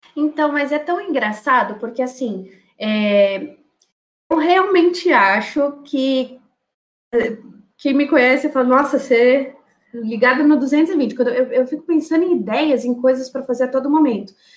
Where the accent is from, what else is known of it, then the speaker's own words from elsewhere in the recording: São Paulo, Brazil; also born or lived in Sorocaba; Eu sou de São Paulo, morei 10 anos em Sorocaba, eu voltei para São Paulo